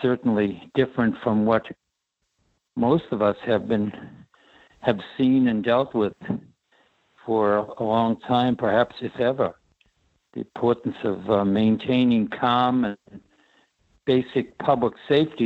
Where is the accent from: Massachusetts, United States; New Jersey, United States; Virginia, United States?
Massachusetts, United States; Boston; growing up in South Boston